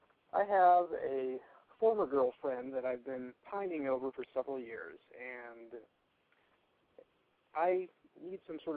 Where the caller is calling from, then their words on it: Portland, Oregon, United States; I'm 28, and I'm calling from Portland, Oregon.